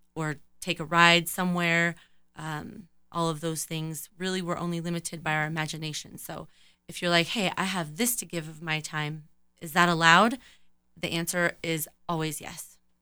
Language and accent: English; Colorado Springs, Colorado, United States; also born or lived in California; in junior high, we moved to Colorado from California, and I've been here ever since